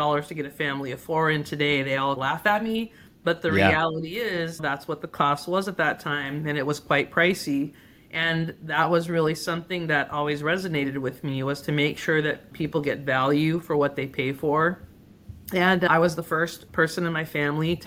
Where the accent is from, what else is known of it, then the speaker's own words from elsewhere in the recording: San Gabriel Valley, Southern California, United States; I grew up in the San Gabriel Valley in Southern California